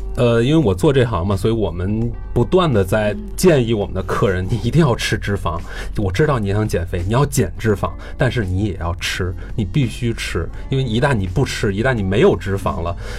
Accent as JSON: {"language": "Chinese", "country": "China", "said": "中国我们都知道咱们都是这个吃主食长大的"}